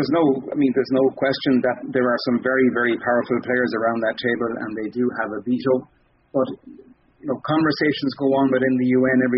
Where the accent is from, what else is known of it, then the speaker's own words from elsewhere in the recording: Ireland; growing up in Ireland